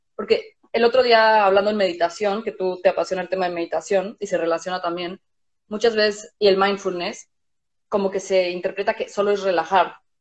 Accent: Mexico; moved away; vivimos en un país distinto a donde crecimos. O sea, yo soy mexicana

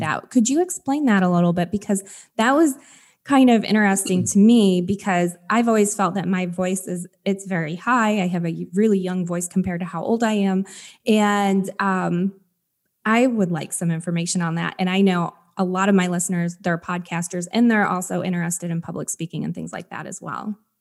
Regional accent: Michigan, United States; moved away; I'm from Michigan originally

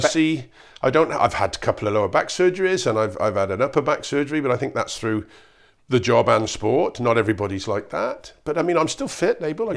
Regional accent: Cheltenham, South West England, United Kingdom; I come from Cheltenham. It's a nice part of nice part of the world. We don't have a lot of recession around here.

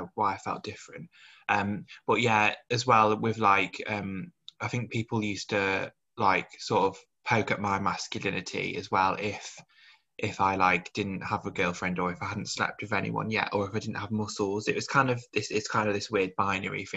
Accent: Birmingham, West Midlands, United Kingdom; both from Birmingham

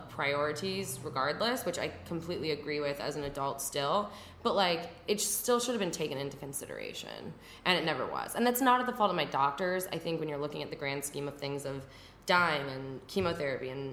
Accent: Midwest, United States; I grew up in the Midwest.

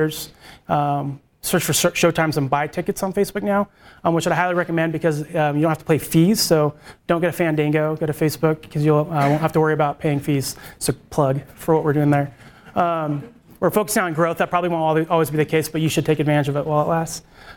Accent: Salt Lake City, Utah, United States; moved away; I am from Salt Lake originally

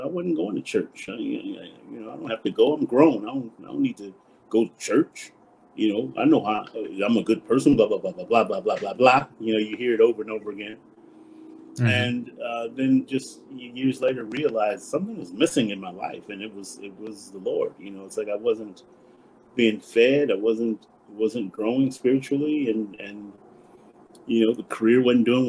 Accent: Compton, California, United States; I grew up in Compton, California

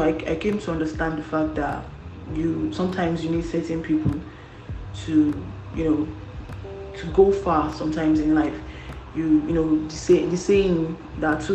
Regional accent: Kwara, Nigeria; I'm from Kwara State.

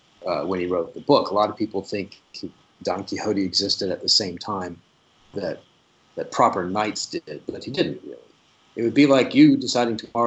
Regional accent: South Louisiana, United States; I'm from South Louisiana

